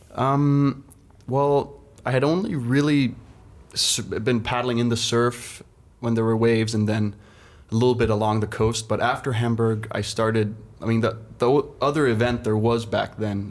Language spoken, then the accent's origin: English; Denmark; me as a young kid growing up in Denmark